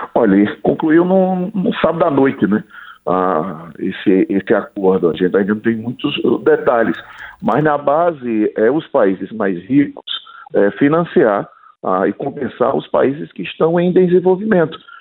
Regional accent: Northeast Region, Brazil; eu sou agricultor familiar, eu sou do Nordeste

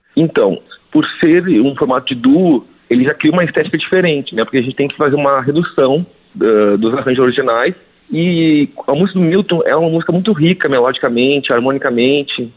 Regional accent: South Region, Brazil; sou do Sul

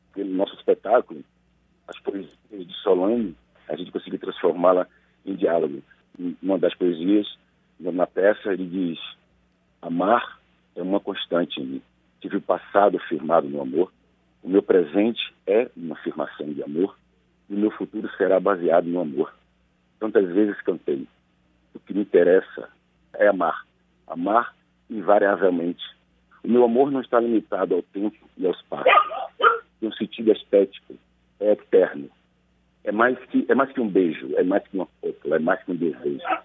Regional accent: hometown with the Negro Fugido festival, Bahia, Brazil; also born or lived in Salvador; lá na minha terra, ainda criança, a gente tem um, no mês de agosto um evento itinerante chamado Negro Fugido.

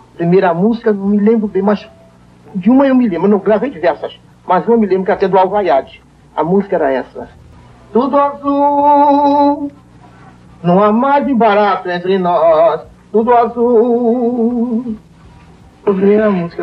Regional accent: Valença, Rio de Janeiro, Brazil; Nasci a 7 de fevereiro de 1903, na cidade do Rio, em Valência. Sou valenciana

